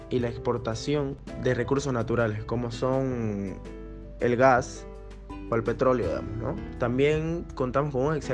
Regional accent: Bolivia; Yo como boliviano estoy orgulloso de mi país.

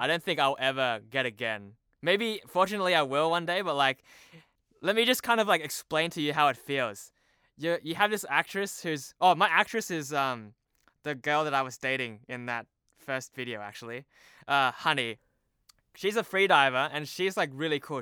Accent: Sydney, New South Wales, Australia; first language Cantonese; moved away as an adult; now in Hong Kong; I was born in Sydney, Australia

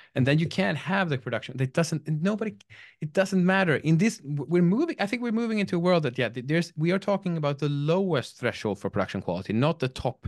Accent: Sweden; I'm from Sweden

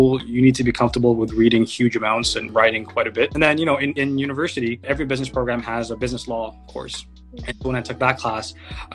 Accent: Mississauga, Ontario, Canada; also born or lived in Mauritius / Montreal / Waterloo / Toronto; I grew up in Mississauga

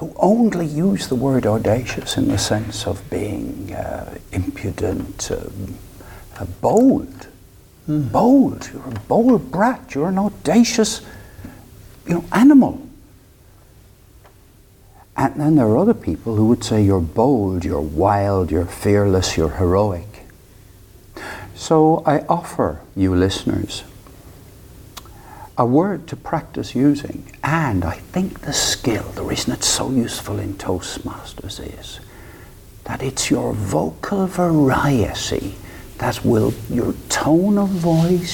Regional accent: Limerick, Munster, Ireland; moved away as an adult; also born or lived in United Kingdom; I was brought up in Ireland, in Limerick

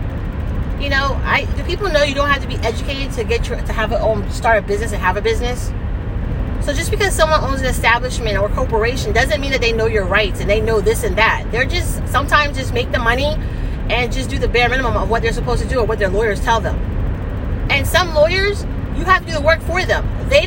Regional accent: United States; I so happen to be American too

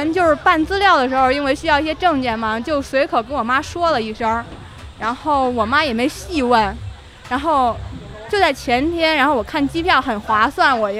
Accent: Shandong, China; now in Beijing, China; 不是不是不是，我是山东人，我老家山东，

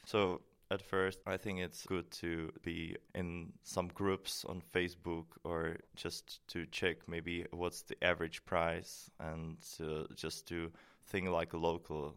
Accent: Prague, Czechia; moved away as an adult; now in Maastricht, Netherlands; I come from Czech Republic, from Prague

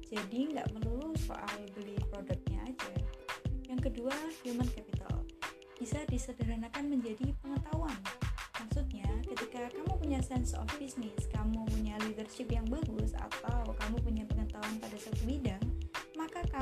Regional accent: Kediri, East Java, Indonesia; kalau di kotaku di kota kediri kita memang ada seperti komunitas UMKM gitu

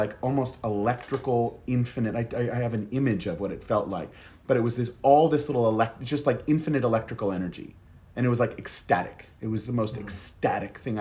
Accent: Boston, Massachusetts, United States; I grew up in Boston

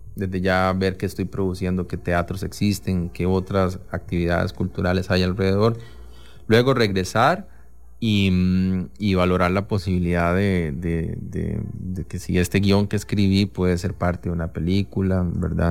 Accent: Costa Rica; tengo este trabajo, soy de Costa Rica

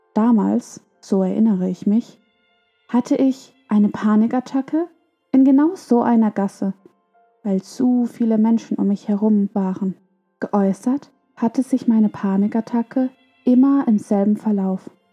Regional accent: Germany; dass ich aus Deutschland komme, aus Europa

